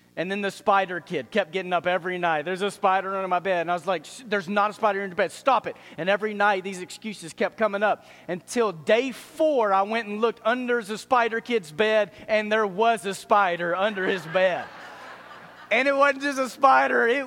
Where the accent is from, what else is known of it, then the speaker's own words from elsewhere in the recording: Dallas, Texas, United States; I grew up in Dallas